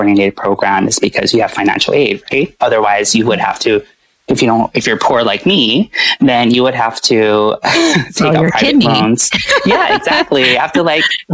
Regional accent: Oahu, Hawaii, United States; moved away as an adult; also born or lived in Chicago; growing up in Hawaii, on Oahu

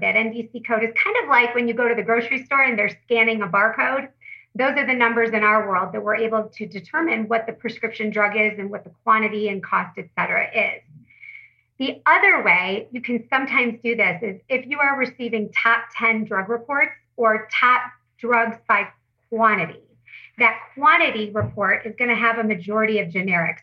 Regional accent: Detroit, Michigan, United States; I'm from Detroit

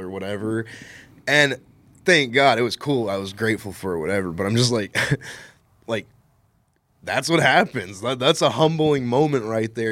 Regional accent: West Texas, United States; moved away as an adult; I'm not from here, I'm from West Texas

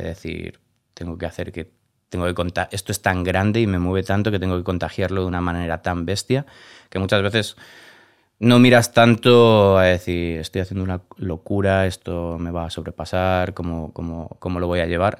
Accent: Galicia, Spain; moved away as an adult; also born or lived in Barcelona; now in Madrid, Spain; soy gallego

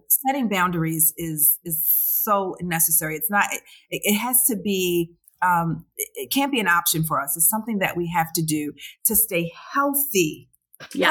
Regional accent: Baltimore, Maryland, United States; I'm from Baltimore

